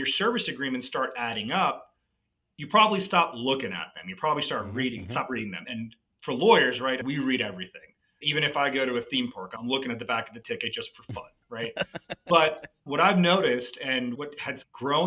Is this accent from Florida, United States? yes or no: no; New Jersey, United States; moved away as an adult; also born or lived in New York area; now in Dallas, United States; I'm from the Northeast. I grew up in New Jersey.